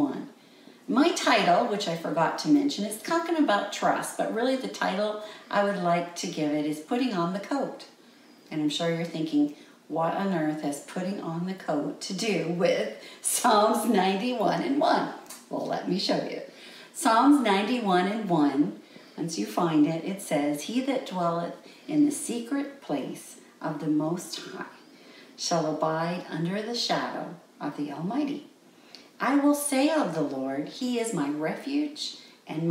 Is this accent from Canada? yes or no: yes; Canada; moved away as an adult; also born or lived in Guatemala; I'm from Canada. I know what a coat's for. I know what 40 degrees below zero looks like